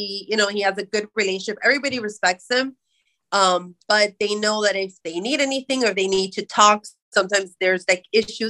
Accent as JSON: {"language": "English", "region": "Florida", "country": "United States", "said": "But we're originally from the East Coast, where he did judo for Carroll City, and so near the Miami area."}